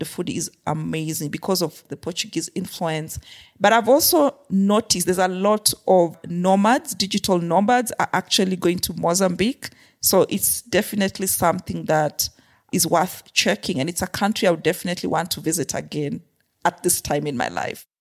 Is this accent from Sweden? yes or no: no; Kenya; also born or lived in Zimbabwe / Afghanistan / Haiti / Myanmar; So, I grew up in Kenya. I was born in Kenya, grew up in Kenya a good part of my life